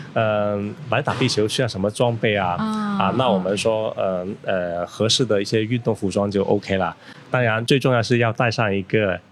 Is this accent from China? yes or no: yes; China; also born or lived in Foshan; 我们中国人